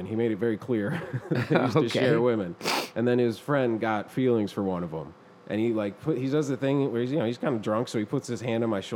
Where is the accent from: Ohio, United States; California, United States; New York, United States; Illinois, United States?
New York, United States; Buffalo; we're from Buffalo